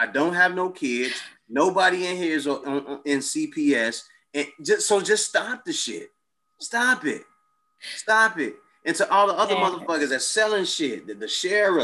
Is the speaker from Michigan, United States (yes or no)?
no; Chicago, Illinois, United States; we're both from Chicago